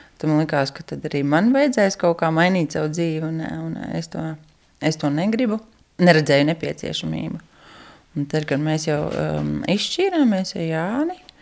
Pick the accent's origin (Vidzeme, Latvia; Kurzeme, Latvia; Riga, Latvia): Riga, Latvia; moved away as an adult; now in Raiskums, Latvia; Es esmu no Rīgas, bet pēc būtības bērnībā man katra vasara tika pavadīta laukos.